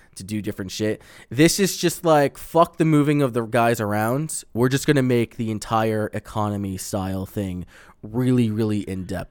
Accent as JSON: {"language": "English", "area": "Long Island", "region": "New York", "country": "United States", "tie": "born or raised there", "moved": "yes", "said": "I grew up on in Long Island."}